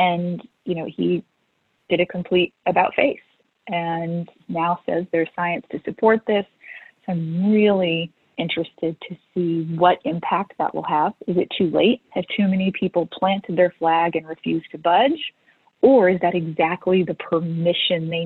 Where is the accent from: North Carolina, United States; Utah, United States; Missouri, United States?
Missouri, United States; also born or lived in Louisiana; I was born in Louisiana and then grew up in Missouri